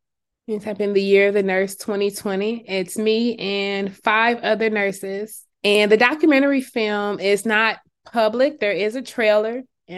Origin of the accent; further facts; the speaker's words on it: California, United States; now in Georgia, United States; I recently moved to Georgia about 2 years ago, but I came from California.